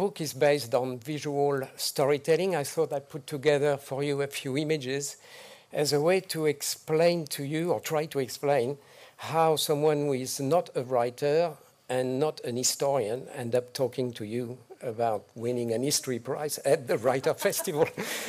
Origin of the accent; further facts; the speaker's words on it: Algeria; born there; My own life, I was born in North Africa at the time of the Algerian War of Independence.